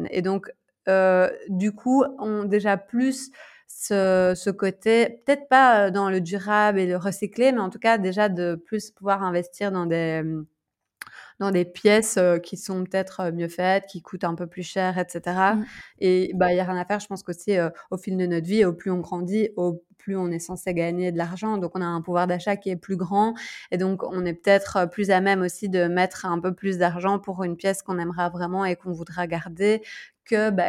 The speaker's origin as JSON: {"language": "French", "country": "Belgium", "also_born_or_lived": "Bangkok, Thailand", "moved": "as an adult", "said": "il y a deux ans, quand moi je suis partie de la Belgique, et puis là, quand je suis rentrée"}